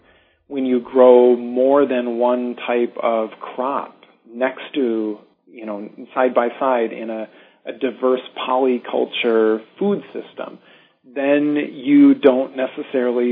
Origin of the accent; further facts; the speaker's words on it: North Dakota, United States; I'm from North Dakota originally, and throughout my childhood exposure to the farms around me in North Dakota